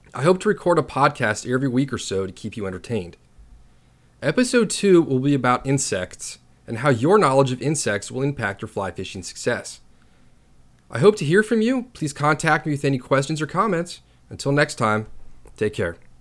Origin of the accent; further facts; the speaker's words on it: Reston, Virginia, United States; I was born and raised in Reston, Virginia, a suburb outside of Washington, D.C.